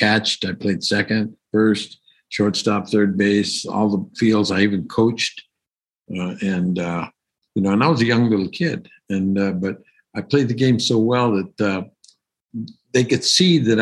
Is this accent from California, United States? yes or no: yes; Los Angeles, California, United States; I was born in East L.A., in the barrio of East L.A. in Boyle Heights.